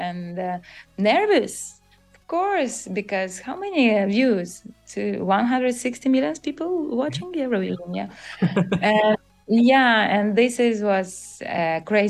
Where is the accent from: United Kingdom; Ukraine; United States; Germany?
Ukraine; this is Ukrainian couture, and I'm so proud about